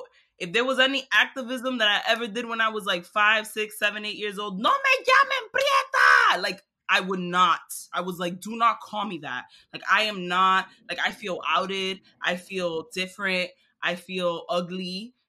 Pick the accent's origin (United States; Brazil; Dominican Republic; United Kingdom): Dominican Republic; We come from Dominican Republic, mm-hmm. which is fine.